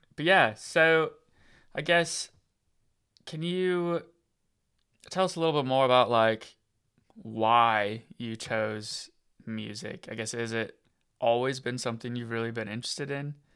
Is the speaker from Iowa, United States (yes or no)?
yes; Iowa, United States; moved away; also born or lived in Colorado / California; I'm from America, so I'm from, uh, I grew up in Iowa.